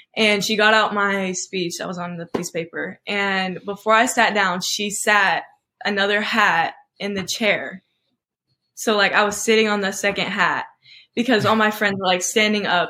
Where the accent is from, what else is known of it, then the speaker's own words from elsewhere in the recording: Oklahoma, United States; I was born in Oklahoma.